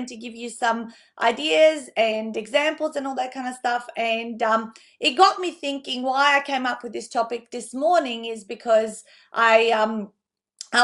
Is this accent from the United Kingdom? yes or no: no; North Macedonia; now in Australia; I grew up in Macedonia, and that's the Easter we celebrated before, obviously, the one over here in Australia